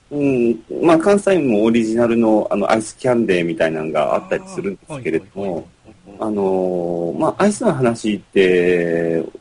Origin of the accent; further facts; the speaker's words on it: Kansai, Japan; moved away; の、僕、関西出身なんで、ガリガリ君ってあの、上京するまで知らなかったんですね。